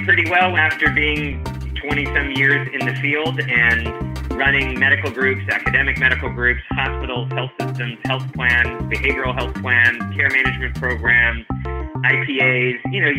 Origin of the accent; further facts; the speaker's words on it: New Jersey, United States; Yeah, I immigrated all the way from New Jersey.